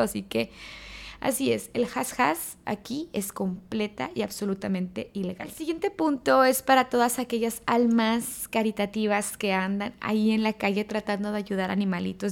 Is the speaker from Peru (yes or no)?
no; Mexico; moved away as an adult; now in Dubai, United Arab Emirates; Yo como expatriada y también como mexicana